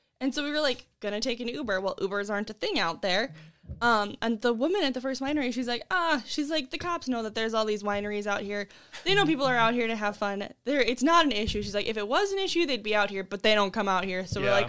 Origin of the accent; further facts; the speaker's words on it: Wisconsin, United States; I'm from Wisconsin.